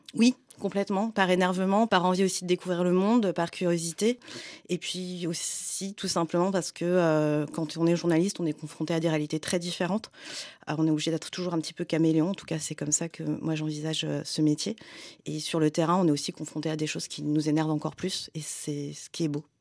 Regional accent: France; J'ai grandi en France, j'ai grandi avec de la, culture occidentale

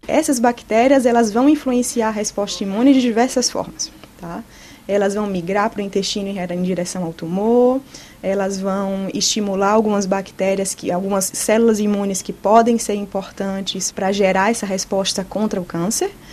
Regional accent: Bahia, Brazil; moved away as an adult; also born or lived in São Paulo, Brazil; now in Villejuif, France; eu sou baiana e sou médica oncologista. Fiz toda a minha formação médica no Brasil, a Faculdade de Medicina na Universidade Federal da Bahia

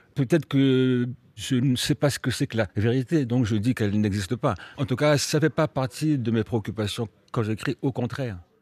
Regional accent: Melun, Île-de-France, France; j'ai appris le français à Melun avec euh, des institutrices euh, post 68 euh, qui étaient tout à fait sympathiques

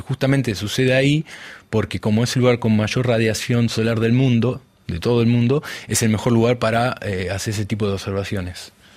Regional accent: Buenos Aires Province, Argentina; moved away as an adult; also born or lived in France; donde yo nací no era la capital de Buenos Aires, es lo que es el conurbano

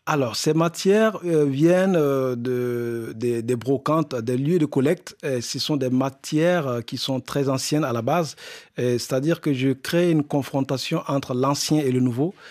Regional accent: Burkina Faso; moved away; du Burkina Faso, le pays, mon pays d'origine

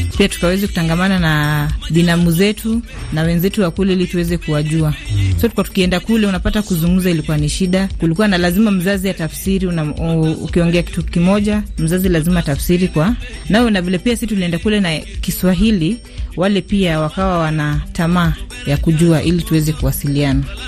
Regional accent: Siaya, Siaya County, Kenya; first language Luo; Swahili is a second language; mi ni mjaluo kutoka Siaya

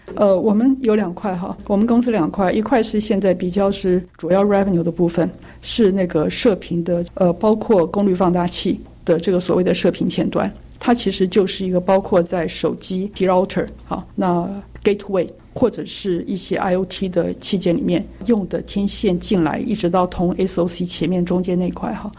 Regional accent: Taiwan; 我们台湾人很弹性

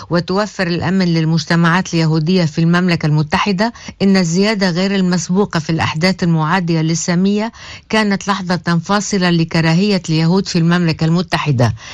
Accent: Beit Yahoun, South Governorate, Lebanon; أنا مواطن من الجنوب من بلدة بيت يحون هيدي البلد اللي صارت شبه مهجورة لأنه ثلاث أرباع سكانها فلوا

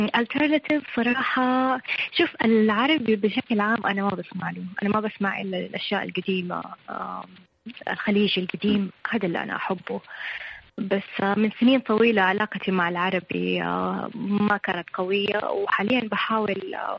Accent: Saudi Arabia; عندنا في السعوديه

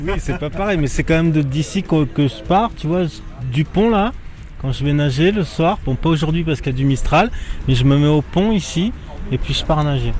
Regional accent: France; also born or lived in Antilles; j'ai grandi en France

